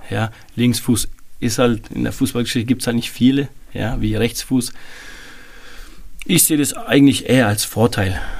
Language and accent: German; Bavaria, Germany; äh, vom Bergel, wo ich aufgewachsen bin, den Jungs, ja, wir waren drei, vier Mann, wo wir halt zwei Jahre in Euerbach gespielt haben.